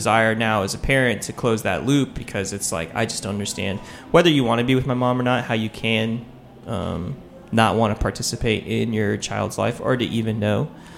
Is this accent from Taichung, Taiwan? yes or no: no; Taipei, Taiwan; born there; I was born in Taipei